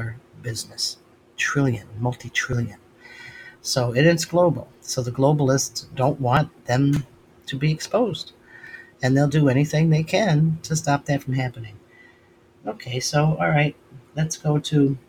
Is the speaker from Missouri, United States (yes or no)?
no; Western New York, United States; moved away; I'm from Western New York